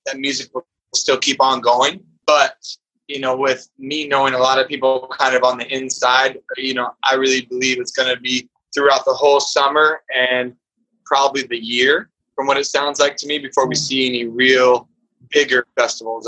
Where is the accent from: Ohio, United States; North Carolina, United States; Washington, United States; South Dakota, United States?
Washington, United States; Tacoma; also born or lived in San Diego; now in Portland, United States; my hometown where I went to high school in Tacoma, Washington